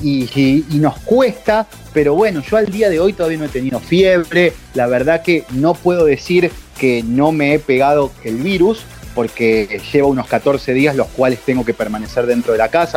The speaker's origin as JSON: {"language": "Spanish", "town": "Leones", "region": "Córdoba", "country": "Argentina", "moved": "as an adult", "lives_now": "Madrid, Spain", "said": "En mi ciudad, yo soy de Leones, al sudeste de la provincia de Córdoba"}